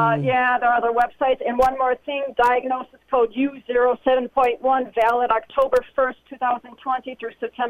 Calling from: Chicago, Illinois, United States; I'm calling from Chicago.

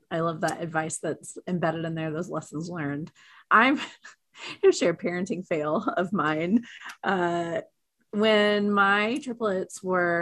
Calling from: Oklahoma City, Oklahoma, United States; I am calling today from Oklahoma City, Oklahoma

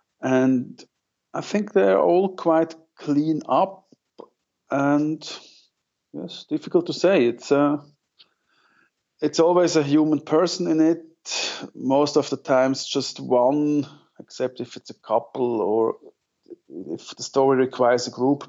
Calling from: Zug, Switzerland; English is a second language; I'm calling from the center of Switzerland. I'm based in Zug. That's between Zurich and Lucerne, for those who know Switzerland a little bit.

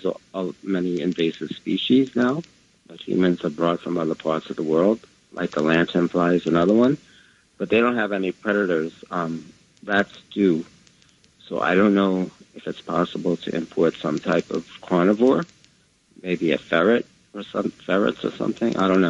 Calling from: Scarsdale, New York, United States; … from Scarsdale.

